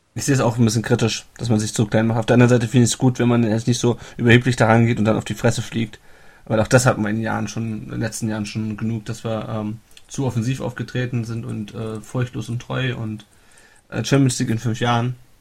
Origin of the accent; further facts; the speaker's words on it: Kassel, Hesse, Germany; moved away; ich komme aus Kassel